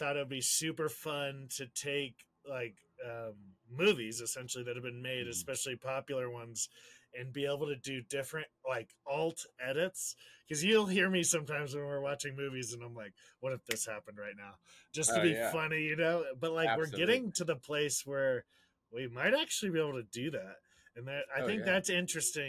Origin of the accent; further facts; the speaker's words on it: San Diego, California, United States; I had a relationship to San Diego that's different at 17 than it is now at 36